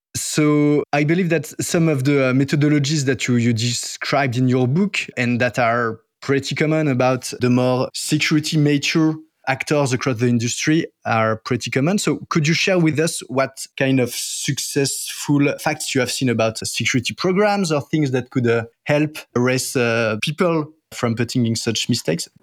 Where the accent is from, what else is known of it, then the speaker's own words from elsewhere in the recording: France; accent: French; English is a second language; my French accent